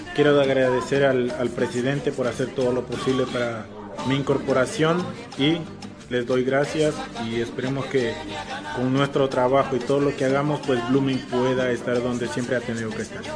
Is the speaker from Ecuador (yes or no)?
yes; Ecuador; moved away; soy jugador ecuatoriano